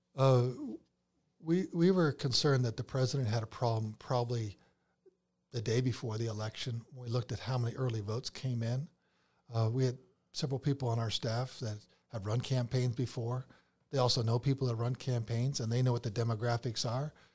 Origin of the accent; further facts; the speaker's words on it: Toronto, Ontario, Canada; moved away as an adult; also born or lived in Pennsylvania, United States; now in Georgia, United States; I was, I was born in Pennsylvania, so lived there first to fourth, but then my dad got transferred up to Toronto, uh, Canada. And so fifth grade through, you know, college, uh, I lived up in Canada